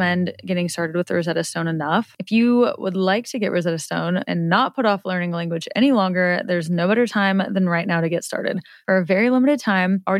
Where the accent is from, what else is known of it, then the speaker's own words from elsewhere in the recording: Nebraska, United States; I'm from Nebraska